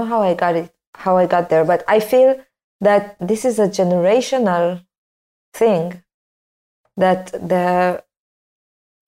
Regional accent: Tel Aviv, Tel Aviv District, Israel; I grew up in Tel Aviv

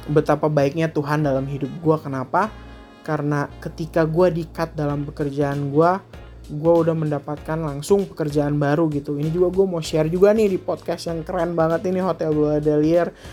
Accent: Bandung, West Java, Indonesia; born there; gue bisa balik lagi ke tanah kelahiran gue di Bandung itu di salah satu hotel bintang 5 di Bandung

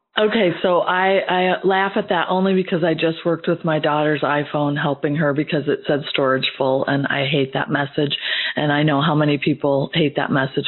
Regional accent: Midwest, United States; now in Georgia, United States; as a Midwesterner myself

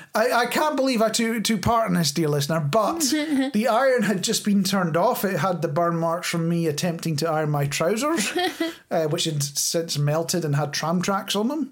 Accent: Scotland, United Kingdom

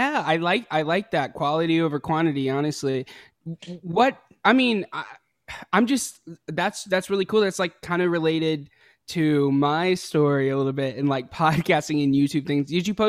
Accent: Hickory, North Carolina, United States; I'm from North Carolina. Hickory, North Carolina. North Carolina.

